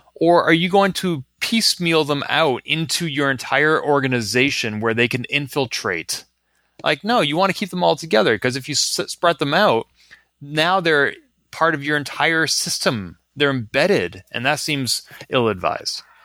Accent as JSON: {"language": "English", "region": "Massachusetts", "country": "United States", "tie": "born or raised there", "said": "growing up in Massachusetts"}